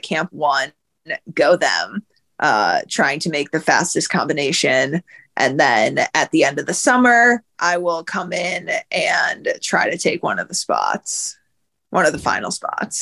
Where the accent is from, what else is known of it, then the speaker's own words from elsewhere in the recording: outside of Chicago, Illinois, United States; moved away as an adult; also born or lived in Ithaca, New York; I'm 26, and I grew up outside of Chicago